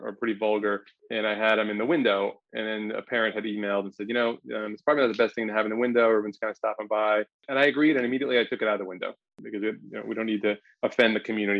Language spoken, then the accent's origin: English; New York, United States; moved away as an adult; now in Washington, D.C., United States; I'm from New York